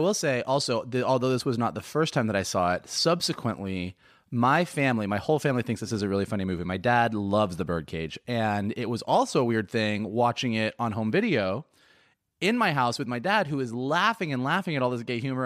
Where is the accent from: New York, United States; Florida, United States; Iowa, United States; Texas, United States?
Florida, United States; Gainesville; growing up in Gainesville, Florida